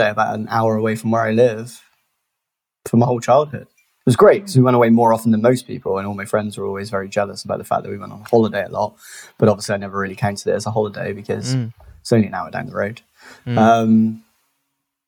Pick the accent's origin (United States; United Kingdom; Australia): United Kingdom; Bristol, South West England; also born or lived in South Gloucestershire; I'm from Bristol, born and raised, still live here